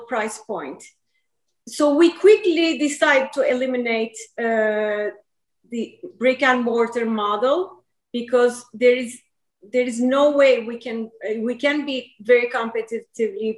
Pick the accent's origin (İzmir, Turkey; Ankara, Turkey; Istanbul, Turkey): İzmir, Turkey; Izmir, Turkey; also born or lived in New York; now in United States; I grew up in Izmir, Turkey